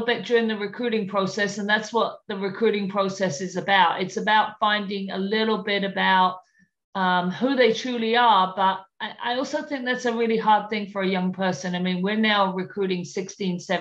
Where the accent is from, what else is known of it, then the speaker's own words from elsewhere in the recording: London, United Kingdom; moved away; London, my hometown